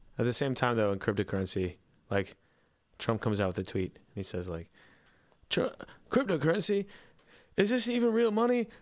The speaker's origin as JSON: {"language": "English", "town": "Lilburn", "region": "Georgia", "country": "United States", "tie": "born or raised there", "said": "in my hometown"}